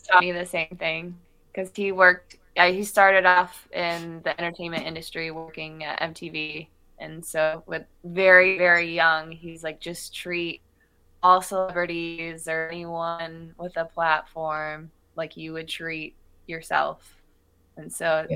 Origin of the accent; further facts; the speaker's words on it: Michigan, United States; moved away; also born or lived in Chicago; I grew up in Michigan